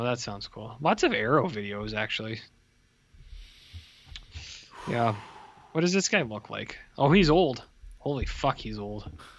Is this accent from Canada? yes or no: yes; Canada; As a Canadian person